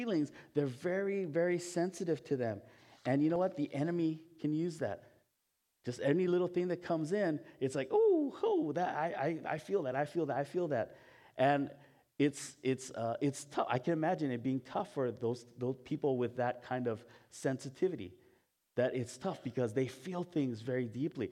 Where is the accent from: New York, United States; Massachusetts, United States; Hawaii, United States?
Hawaii, United States; moved away; I'm Japanese, but I was born in Hawaii.